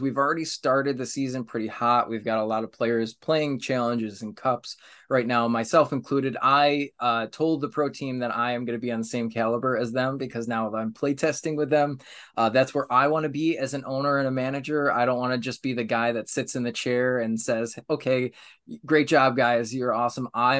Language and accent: English; New York, United States; I'm from New York